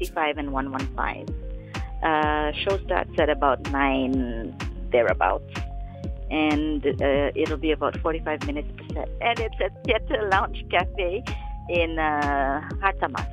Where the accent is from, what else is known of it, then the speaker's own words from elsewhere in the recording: Philippines; I grew up in the Philippines